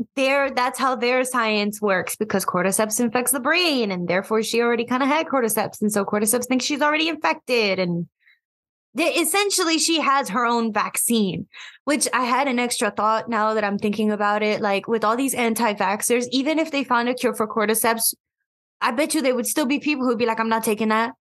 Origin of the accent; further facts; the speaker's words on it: United States; I am simply American because I am.